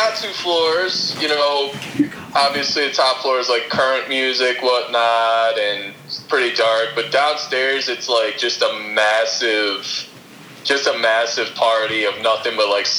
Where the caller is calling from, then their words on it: Carol Stream, Illinois, United States; Carroll Stream, Illinois.